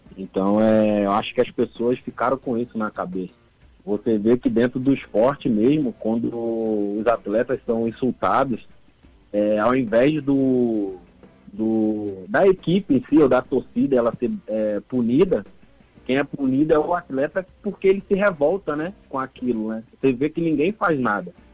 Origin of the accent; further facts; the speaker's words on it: Rio de Janeiro, Brazil; now in Natal, Brazil; eu, como sou da, da comunidade do Rio de Janeiro